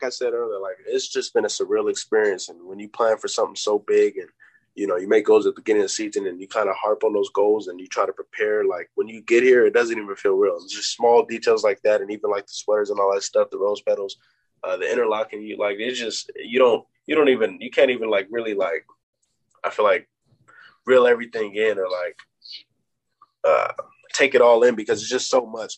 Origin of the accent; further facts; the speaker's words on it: California, United States; moved away; I'm from California